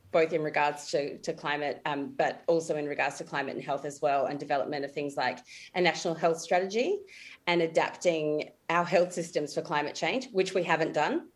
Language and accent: English; Adelaide, South Australia, Australia; also born or lived in Alice Springs / Mackay; I'm from Adelaide originally, and that's where I work at the moment